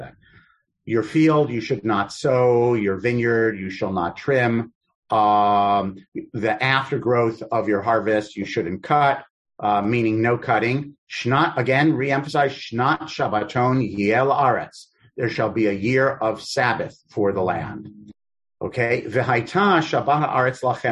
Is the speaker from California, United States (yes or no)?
no; New York City, New York, United States; I'm from Queens